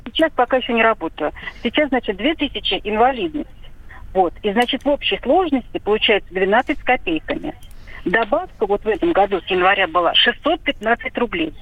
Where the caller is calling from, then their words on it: Vladimir, Vladimir Oblast, Russia; я звоню из города Владимир